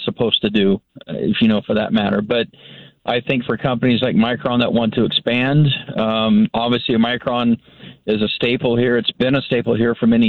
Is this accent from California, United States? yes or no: yes; California, United States; moved away as an adult; now in Boise, United States; I was actually born and raised in California, and as a native there